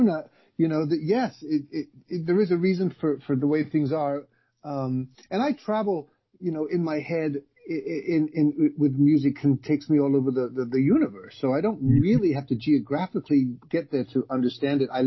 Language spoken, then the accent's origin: English; London, United Kingdom; born there; now in United States; So My family um, came from Ireland to England, and then that's where I was born in London, and then we moved yeah. in 1976 to um, Southern California.